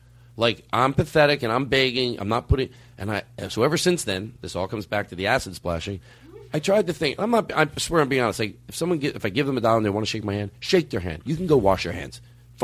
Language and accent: English; Philadelphia, Pennsylvania, United States; moved away; I'm from Philadelphia